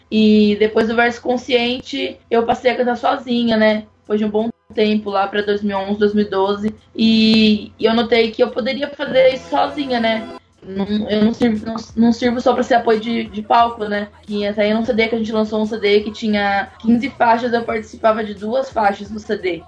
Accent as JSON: {"language": "Portuguese", "town": "São Carlos", "region": "São Paulo", "country": "Brazil", "said": "eu sou do interior de São Paulo, numa cidade chamada São Carlos"}